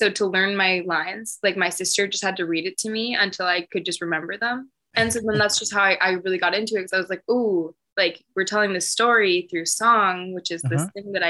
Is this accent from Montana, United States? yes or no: no; Los Angeles, California, United States; also born or lived in Baltimore; I grew up here